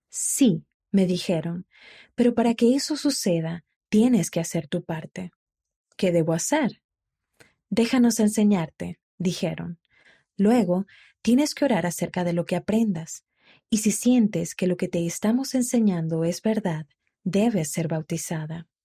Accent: Matagalpa, Nicaragua; born there; Nací en Matagalpa, Nicaragua. Dos años después de que yo naciera, mientras mi madre moría de cáncer, le pidió a mi padre que cuidara de nosotros.

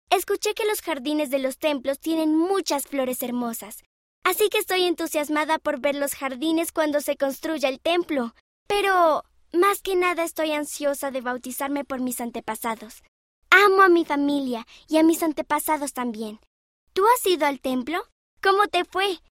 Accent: Karnataka, India; born there; Nací en India y amo a Jesucristo.

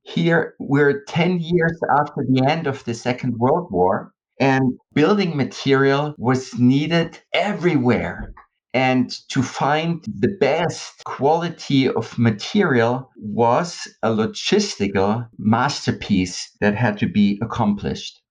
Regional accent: West Germany, Germany; I'm from the West

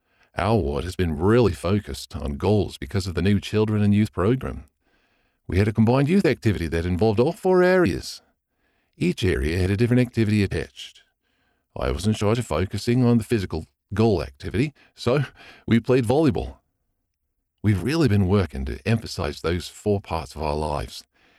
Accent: Melbourne, Victoria, Australia; I am 18 and I am from Glen Iris, a suburb in Melbourne, Australia.

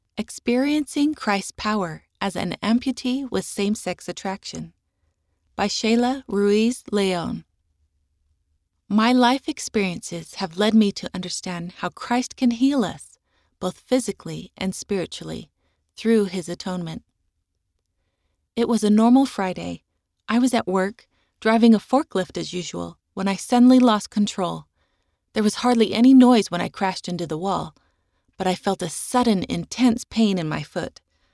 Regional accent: Colombia; first language Spanish; English is a second language; I was also terrified because I'm from Colombia and speak Spanish, and the nurses in the Utah hospital were speaking very quickly in English.

